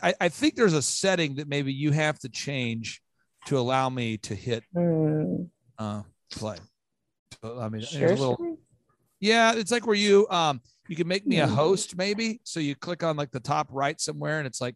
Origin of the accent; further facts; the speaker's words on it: Minnesota, United States; I grew up poor. I'm from Minnesota.